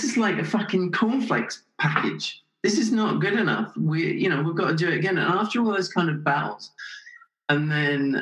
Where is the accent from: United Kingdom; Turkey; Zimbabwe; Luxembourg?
United Kingdom; England; moved away as an adult; also born or lived in Canada / Los Angeles; I spent 5-8 years in Canada, a couple of years in LA, but I still miss England